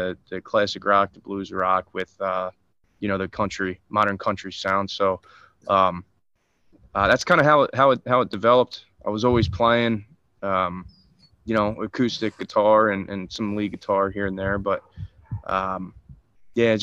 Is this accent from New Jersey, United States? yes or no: yes; Wildwood, New Jersey, United States; here in my hometown, I'm actually playing in Wildwood tonight.